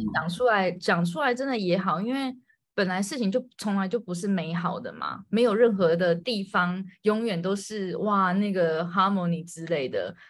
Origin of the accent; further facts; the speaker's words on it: Taiwan; 我是一个台湾人